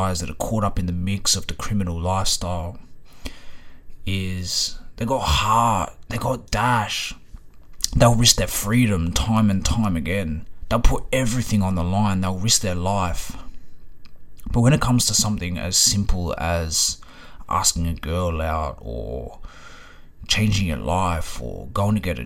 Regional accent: Ringwood, Victoria, Australia; my neighbor growing up in Ringwood

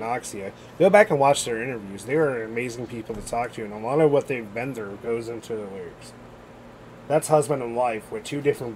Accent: Ohio, United States; We're from Ohio

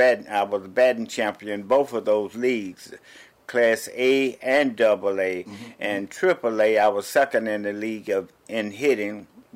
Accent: Dade City, Florida, United States; moved away as an adult; also born or lived in Leland, Mississippi / Springfield, Massachusetts; now in Massachusetts, United States; I started playing baseball in Dade City, Florida, and in the 50s, and we moved from Leland, Mississippi to Dade City. At that time, I started first grade, I finished high school there in 1962

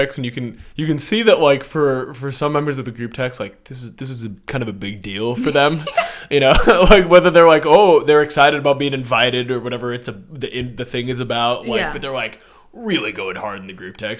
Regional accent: Seattle, Washington, United States; so I'm from Seattle.

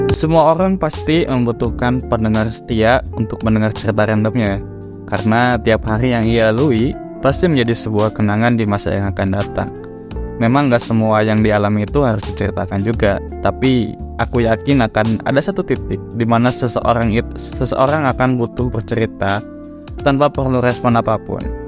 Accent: Bandung, West Java, Indonesia; moved away as an adult; now in Yogyakarta, Indonesia; aku bukan asli Jogja aku aslinya dari Bandung yang saat ini berkuliah di Jogja

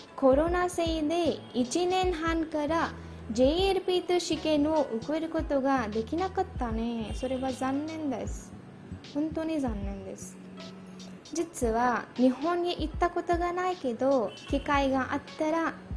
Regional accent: India; Japanese is a second language; 私はインド人です。

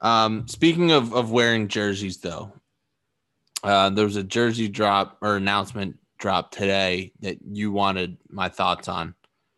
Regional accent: a town on the Boston Marathon route, Massachusetts, United States; moved away; if we're in our hometown, it runs through my hometown.

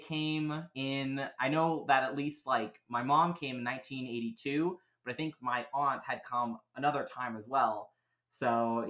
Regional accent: Oregon, United States; I grew up outside of Portland, and I actually went to outdoor school, you know, back at my old school, you know, when I was in sixth grade, actually.

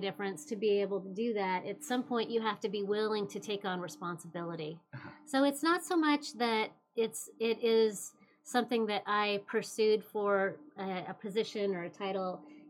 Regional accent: Klamath Falls, Oregon, United States; I'm originally from Klamath Falls, small town, love small town

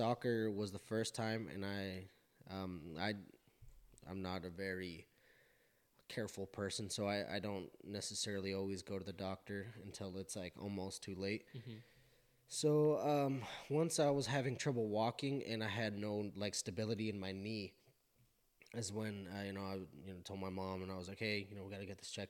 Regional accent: Burley, Idaho, United States; also born or lived in Pocatello, Idaho; we're from Burley, Idaho.

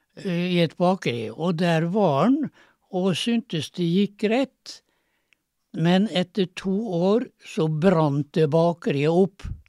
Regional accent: Kleive, Møre og Romsdal, Norway; born or raised there; also born or lived in Nesna

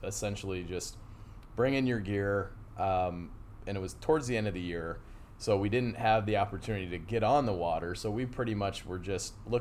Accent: Cadillac, Michigan, United States; moved away as an adult; also born or lived in Fort Wayne, Indiana; now in Knoxville, United States; I grew up in Cadillac, Michigan

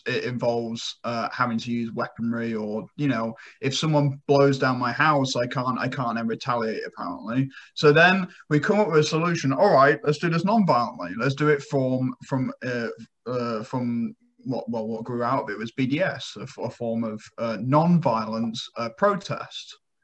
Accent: England, United Kingdom; moved away; my home country, England

